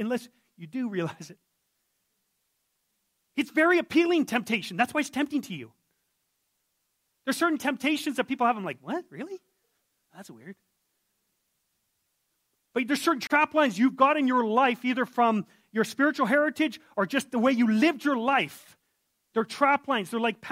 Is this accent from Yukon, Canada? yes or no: yes; Yukon, Canada; I'm from the Yukon